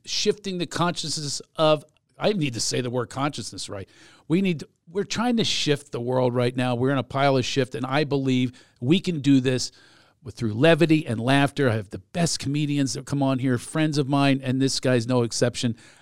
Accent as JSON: {"language": "English", "town": "Philadelphia", "region": "Pennsylvania", "country": "United States", "tie": "born or raised there", "also_born_or_lived": "Southern California", "moved": "yes", "said": "I grew up in Philadelphia"}